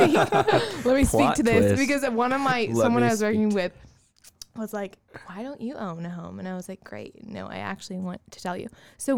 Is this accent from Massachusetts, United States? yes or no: yes; Somerville, Massachusetts, United States; And so I grew up in Somerville and do like older historic homes.